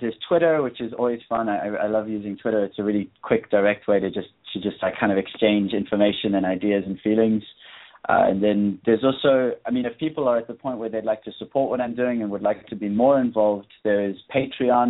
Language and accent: English; South Africa; moved away; I'm from South Africa, but I'm actually I'm nomadic at the moment.